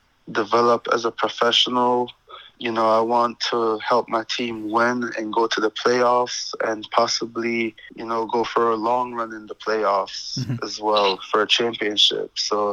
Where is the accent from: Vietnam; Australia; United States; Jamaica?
Jamaica; born there; That meant a lot to me because, you know, I was born in Jamaica. I'm very proud of that.